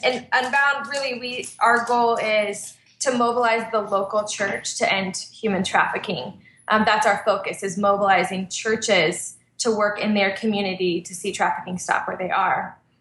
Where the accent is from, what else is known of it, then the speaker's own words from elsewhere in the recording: Texas, United States; moved away as an adult; also born or lived in West Coast; I'm from Texas originally, but then we spent six years church planting on the West Coast and moved back to Texas two years ago